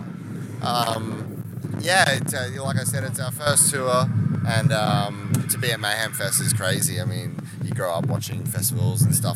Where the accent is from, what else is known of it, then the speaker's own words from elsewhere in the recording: Melbourne, Victoria, Australia; We're from Australia, from Melbourne, which is kind of the bottom.